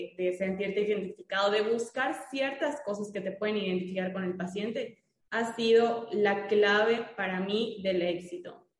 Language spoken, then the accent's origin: Spanish; Mérida, Yucatán, Mexico; yo soy de Mérida, Yucatán